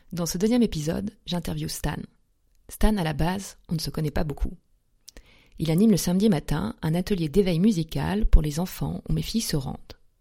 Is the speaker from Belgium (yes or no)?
no; Lorraine, Grand Est, France; also born or lived in Paris; now in Munich, Germany; je suis Lorraine